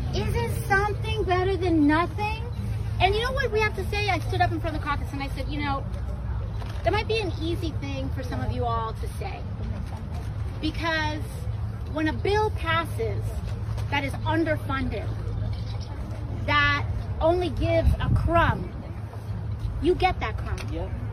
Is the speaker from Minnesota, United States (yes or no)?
no; New York, United States; I'm from the Bronx